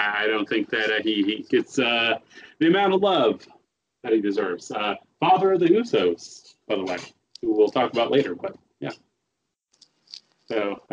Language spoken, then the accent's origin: English; Oklahoma, United States; we're both from Oklahoma